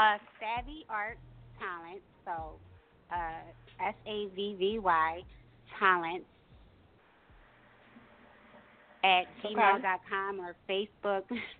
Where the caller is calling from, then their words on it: Philadelphia, Pennsylvania, United States; Hey, I'm calling from Philly.